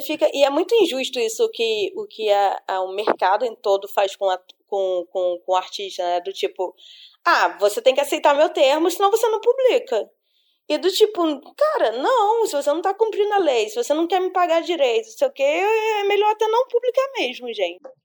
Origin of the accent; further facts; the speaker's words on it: Brazil; eu sou brasileira